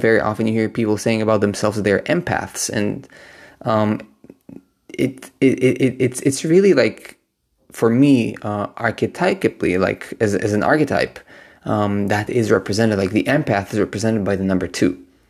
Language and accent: English; Israel; now in Berlin, Germany; I am right now visiting Israel, which is my home country.